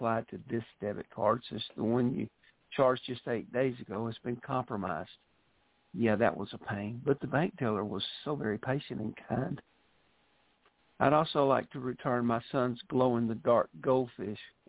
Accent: Mississippi Delta, United States; accent: Southern; I was born in the Mississippi Delta, and that's where I was raised.

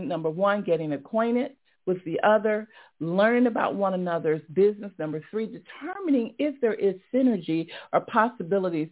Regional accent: Atlanta, Georgia, United States; here in my hometown, Atlanta

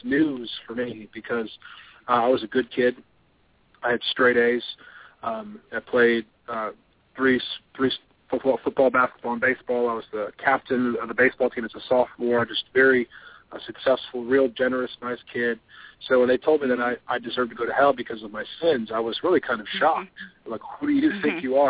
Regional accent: Palatine, Illinois, United States; now in Rock Hill, United States; I was raised outside Chicago in a town called Palatine, Illinois

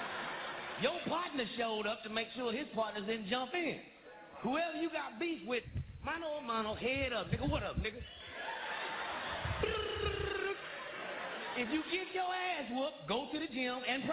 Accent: Kansas City, Missouri, United States; I'm from Kansas City, Missouri, nigga. When I grew up, we didn't have no gangs

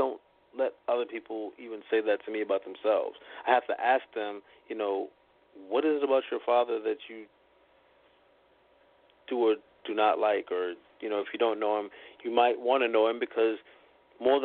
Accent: Boston, Massachusetts, United States; moved away as an adult; also born or lived in New York City; my hometown

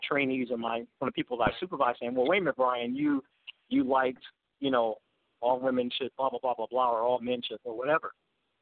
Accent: Detroit, Michigan, United States; now in Phoenix, United States; growing up in Detroit

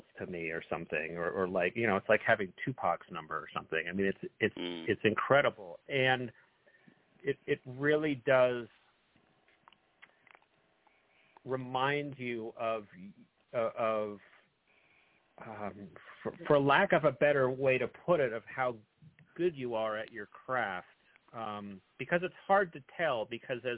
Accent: Northern California, United States; I was born and raised in Northern California

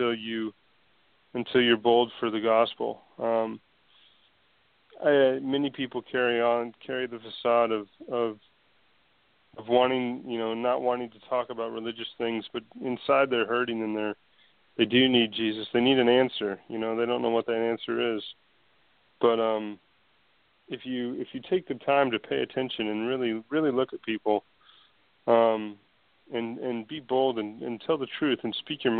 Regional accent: United States; as an American

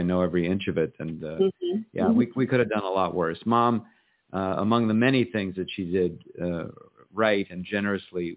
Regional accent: Los Angeles, California, United States; moved away as an adult; also born or lived in New York City; I still live in the same house that I grew up in.

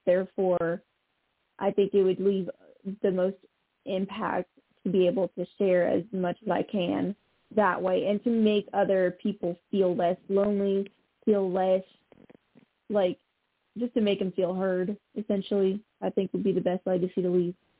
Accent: Montreal, Quebec, Canada; I'm from the province of Quebec, actually, so I'm French Canadian, and I I was born on the island of Montreal

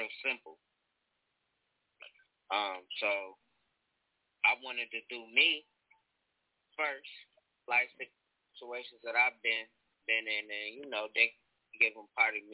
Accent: North New Jersey, United States; now in Charlotte, United States; I'm from North New Jersey

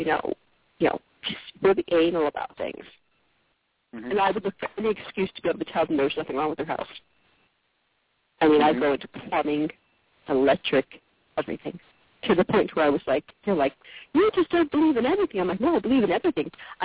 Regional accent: Connecticut, United States; now in Mississippi, United States

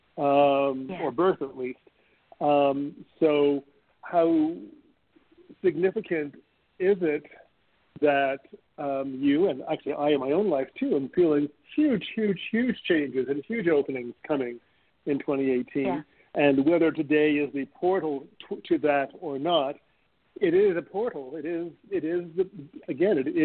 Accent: Montreal, Quebec, Canada; moved away; also born or lived in Toronto; Montreal, which is my hometown

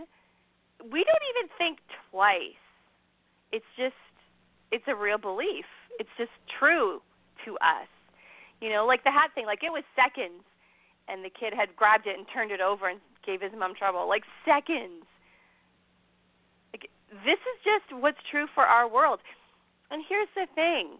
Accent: Ireland; I'm Irish

